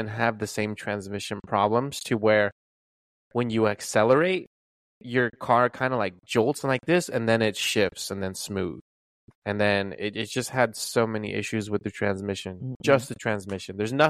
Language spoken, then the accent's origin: English; California, United States; born there; I was born in California, but.